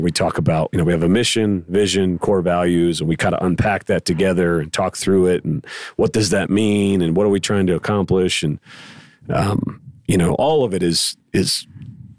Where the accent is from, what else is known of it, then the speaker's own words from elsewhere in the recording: Pittsburgh, Pennsylvania, United States; now in Borger, United States; I grew up in Pittsburgh, Pennsylvania. It's a blue collar town